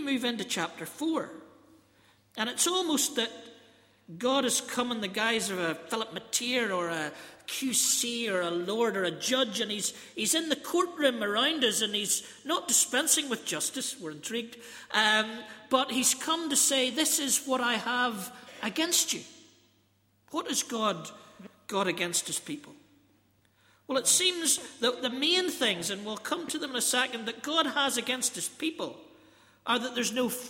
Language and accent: English; British and Irish, Northern Ireland, United Kingdom; I'm sort of British here and I'm Irish here, and there's somewhere in the middle that I'm both